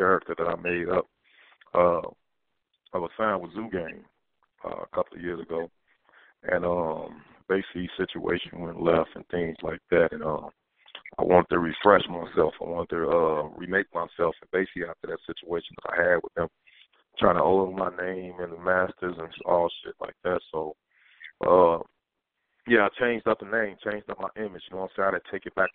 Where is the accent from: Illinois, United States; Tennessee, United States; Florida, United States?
Illinois, United States; Chicago; I grew up in Capitol Hill over there